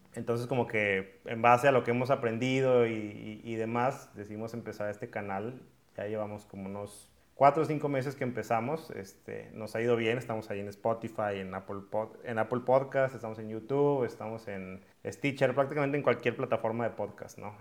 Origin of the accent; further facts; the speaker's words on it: Monterrey, Nuevo León, Mexico; yo soy de aquí de Monterrey